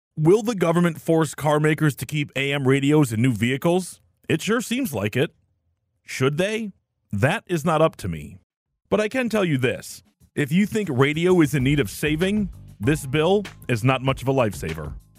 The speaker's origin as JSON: {"language": "English", "town": "Detroit", "region": "Michigan", "country": "United States", "tie": "born or raised there", "said": "Growing up in Detroit in the 80s and 90s"}